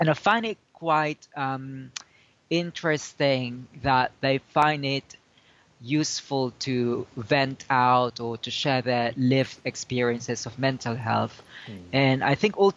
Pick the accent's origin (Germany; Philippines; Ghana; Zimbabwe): Philippines; now in United Kingdom; I was originally from the Philippines